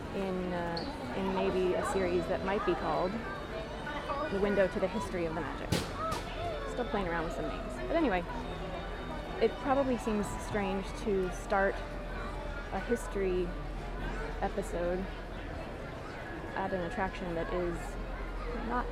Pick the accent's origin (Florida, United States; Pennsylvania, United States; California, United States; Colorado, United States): California, United States; Huntington Beach; now in Los Angeles, United States; I am a Southern California native. I grew up in Huntington Beach